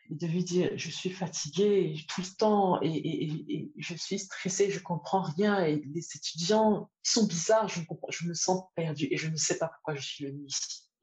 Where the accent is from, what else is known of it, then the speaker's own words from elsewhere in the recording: Côte d’Ivoire; moved away; Je venais d'une Côte d'Ivoire où, à l'époque, on rentrait encore à midi, manger à la maison et faire la sieste.